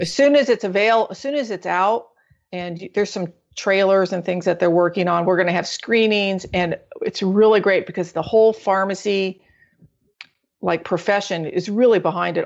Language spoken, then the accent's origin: English; Orange County, Southern California, United States; I'm actually from Southern California, Orange County